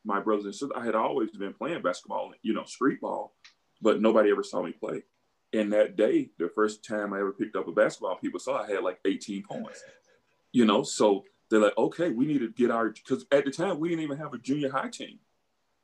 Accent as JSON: {"language": "English", "town": "Beaumont", "region": "Mississippi", "country": "United States", "tie": "born or raised there", "moved": "as an adult", "said": "When I was growing up, my town of Beaumont, Mississippi was about roughly 2,000 people"}